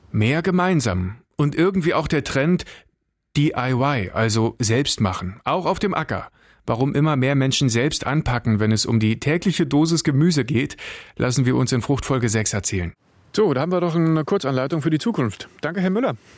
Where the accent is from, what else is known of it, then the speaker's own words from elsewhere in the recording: Brandenburg, Germany; bei uns in Brandenburg